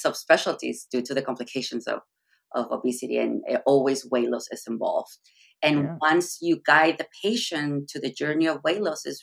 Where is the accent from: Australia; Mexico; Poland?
Mexico; moved away as an adult; So I'm from Mexico. I'm originally from Mexico. I did medical school in Mexico.